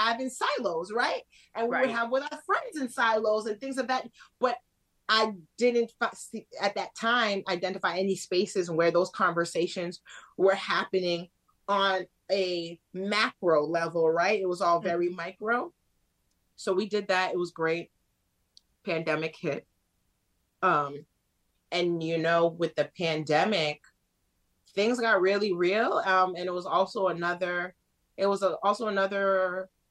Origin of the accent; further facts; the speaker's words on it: Worcester, Massachusetts, United States; also born or lived in Boston; And I grew up in Worcester, so super diverse.